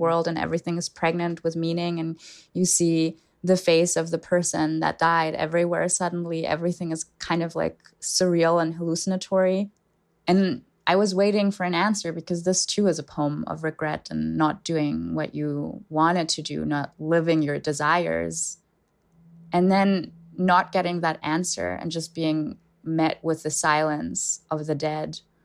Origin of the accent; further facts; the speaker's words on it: Germany; first language German; English is a second language; moved away as an adult; I was born and raised in Germany, and I lived there for twenty years, so I consider German my first language